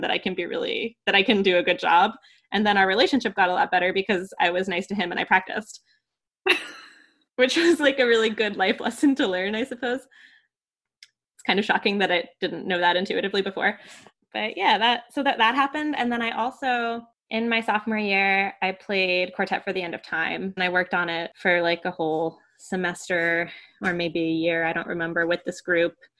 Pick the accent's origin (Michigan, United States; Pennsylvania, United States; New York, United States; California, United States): New York, United States; moved away as an adult; I grew up in New York, I went to a really small community music school